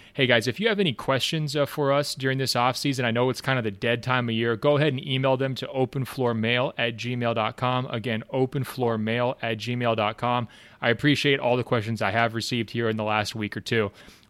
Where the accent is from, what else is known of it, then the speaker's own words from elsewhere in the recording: Portland, Oregon, United States; also born or lived in Israel; I grew up in Portland, Oregon.